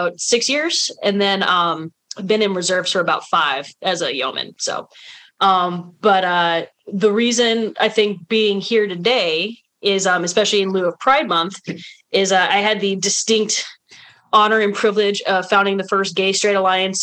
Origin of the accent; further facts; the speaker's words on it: Nevada, United States; also born or lived in California / Pennsylvania; now in Colorado, United States; I was born in Nevada